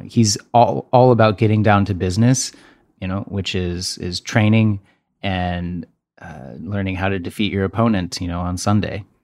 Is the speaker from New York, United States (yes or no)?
no; Texas, United States; I'm from Texas